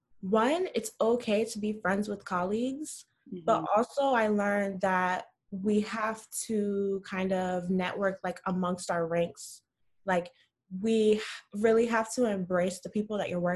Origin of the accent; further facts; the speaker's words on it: Orlando, Florida, United States; moved away as an adult; now in Brooklyn, United States; growing up in Orlando, I lived in the suburbs